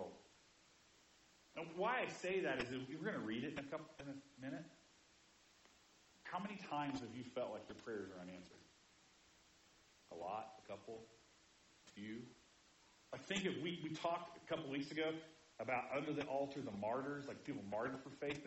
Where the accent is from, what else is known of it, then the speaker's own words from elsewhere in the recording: Indiana, United States; moved away; I grew up in Indiana where we yelled all the time.